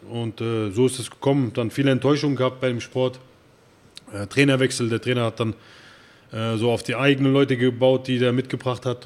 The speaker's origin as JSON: {"language": "German", "town": "Erbach", "region": "Hesse", "country": "Germany", "tie": "born or raised there", "moved": "yes", "lives_now": "Frankfurt, Germany", "said": "ich bin ja, äh, nicht hier in Frankfurt geboren, ich bin, äh, in Erbach im Odenwald geboren"}